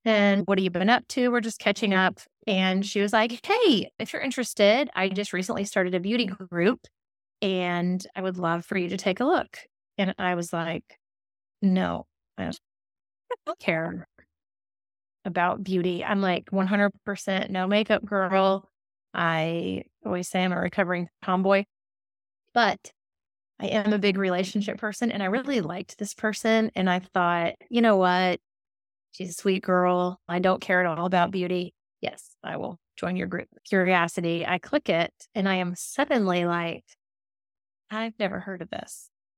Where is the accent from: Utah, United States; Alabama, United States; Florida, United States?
Alabama, United States; moved away as an adult; now in Davidson, United States; I grew up in Alabama. I'm a big fan of the Deep South, but I have lived in a very small town in North Carolina. It's called Davidson.